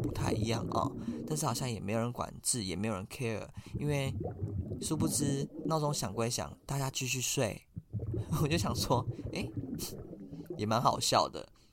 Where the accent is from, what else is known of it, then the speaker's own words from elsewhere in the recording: Taiwan; accent: Taiwanese; 我是台湾人